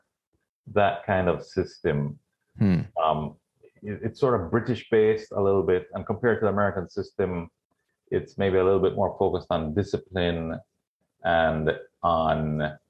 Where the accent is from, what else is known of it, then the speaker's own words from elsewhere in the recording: Jamaica; moved away as an adult; also born or lived in California / Florida; I was born and raised in Jamaica. My dad was Jamaican, but my mom was from Trinidad.